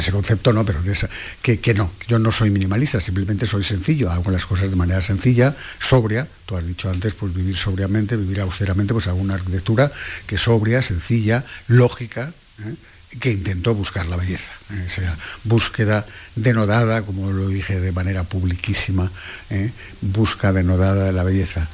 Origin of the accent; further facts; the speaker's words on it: Cádiz, Andalusia, Spain; yo soy de Cádiz